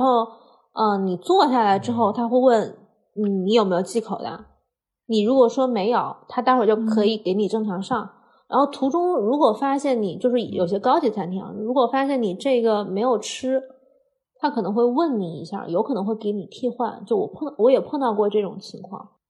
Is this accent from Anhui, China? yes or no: no; Hunan, China; 我是湖南人